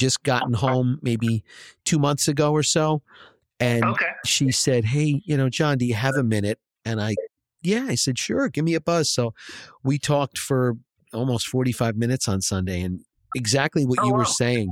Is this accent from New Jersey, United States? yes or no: yes; New Jersey, United States; I grew up in New Jersey